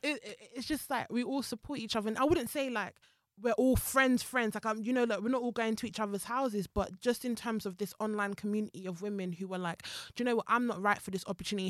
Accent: Zimbabwe; moved away; also born or lived in Jamaica; my family is Jamaican, but I was raised in Zimbabwe and I came here as, like, an immigrant

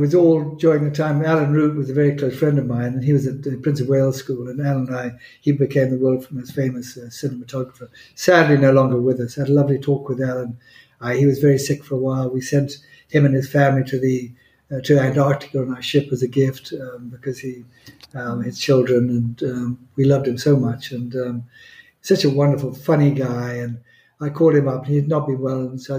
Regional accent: Botswana; I think Botswana, when I combine it, I grew up really in Botswana.

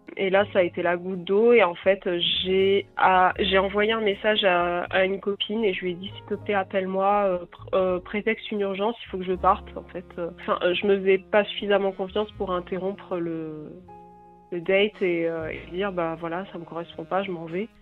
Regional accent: France; accent: French; mon accent français

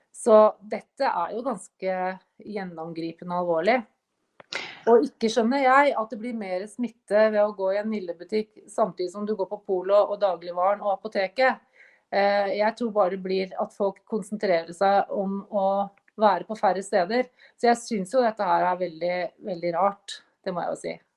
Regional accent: Norway

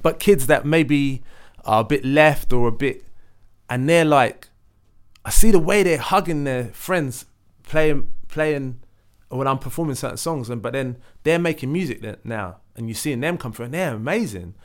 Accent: London, United Kingdom; I grew up in Leytonstone Thatched House

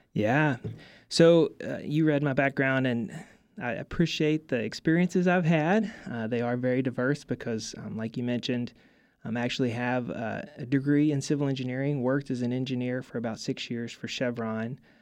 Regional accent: Mississippi, United States; I'm from Mississippi

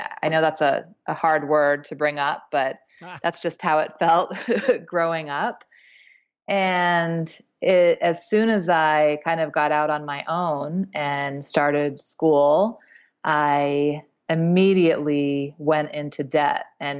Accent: East Coast, United States; I had a great childhood. I grew up on the East Coast and with my mom and dad and sister.

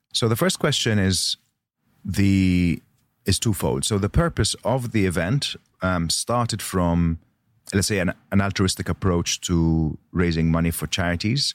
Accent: Malta; I was born in Malta

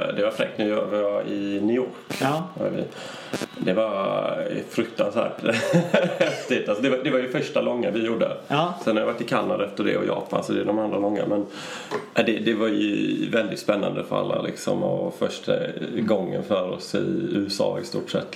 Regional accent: Sweden; vi var där från Sverige

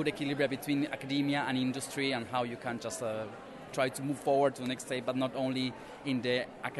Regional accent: Argentina; now in United Kingdom; I'm a third-year PhD student at Columbia University of London. And I'm originally from Argentina, South America.

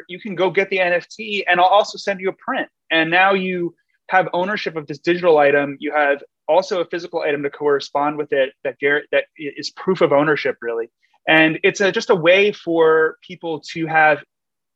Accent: New York City, New York, United States; my hometown, New York City

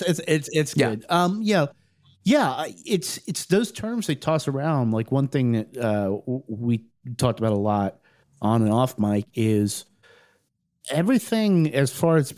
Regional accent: Ohio, United States; I was born in Ohio

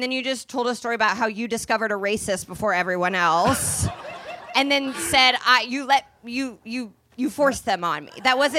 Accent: Indianapolis, Indiana, United States; I'm from Indianapolis

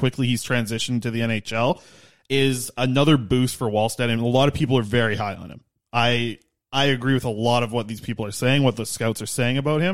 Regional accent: Nanaimo, British Columbia, Canada; growing up in Nanaimo

